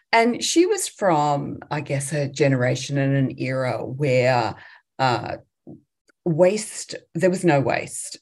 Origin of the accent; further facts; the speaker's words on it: England, United Kingdom; moved away as an adult; now in Australia; I grew up in England, um, in the UK, and uh, moved to Australia as an 18 year old